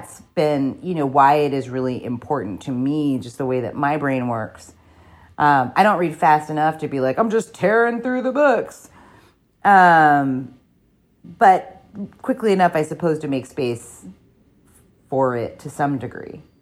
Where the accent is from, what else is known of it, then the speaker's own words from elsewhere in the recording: New Jersey, United States; I am a person from New Jersey